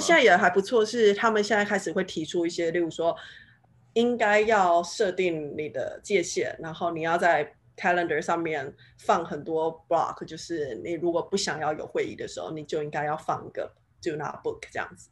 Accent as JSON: {"language": "Chinese", "country": "Taiwan", "said": "毕竟我是台湾人，就是我不是母语是英文的人"}